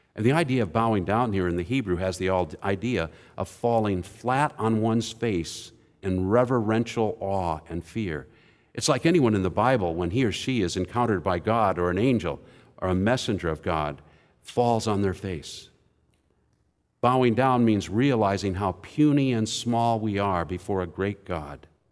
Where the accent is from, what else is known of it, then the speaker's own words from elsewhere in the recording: Indianapolis, Indiana, United States; I'm from Indianapolis.